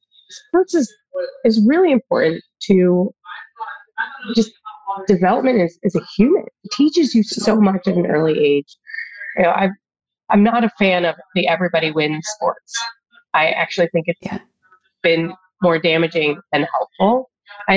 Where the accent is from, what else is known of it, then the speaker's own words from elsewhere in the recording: Jamestown, New York, United States; moved away; also born or lived in Detroit; I grew up outside Buffalo, New York, in a town called Jamestown, New York